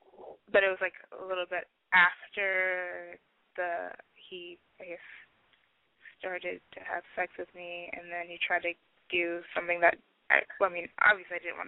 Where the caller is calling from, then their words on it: Washington, United States; I'm calling from Washington State, and I'm 21.